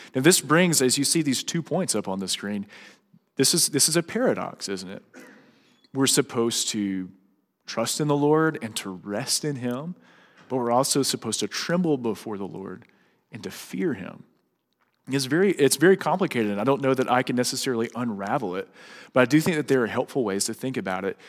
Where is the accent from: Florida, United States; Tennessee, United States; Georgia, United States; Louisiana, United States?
Louisiana, United States; moved away; whenever Sarah and I go back to Louisiana, like for holidays, uh, it's really weird for me to drive past my old childhood home